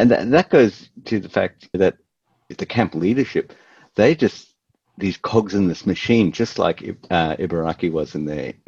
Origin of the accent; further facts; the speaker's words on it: Melbourne, Victoria, Australia; we're from Melbourne